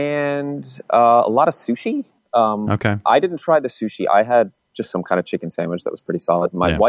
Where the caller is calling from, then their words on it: Chicago, Illinois, United States; Hey, this is … in Chicago.